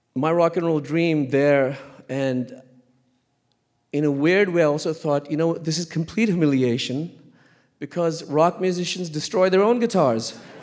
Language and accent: English; Lahore, Punjab, Pakistan; I was born in Lahore, Pakistan